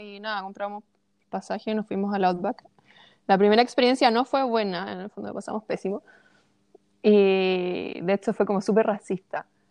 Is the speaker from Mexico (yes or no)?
no; Chile; yo como chilena